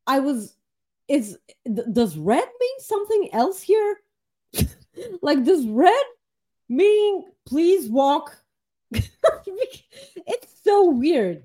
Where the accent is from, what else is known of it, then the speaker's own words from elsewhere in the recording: Bulgaria; moved away; I'm from Bulgaria